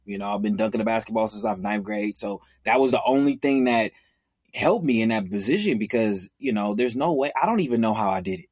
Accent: Oakland, California, United States; am born and raised in Oakland, California.

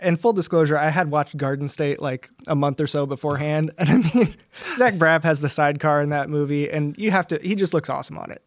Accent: United States; I'm American

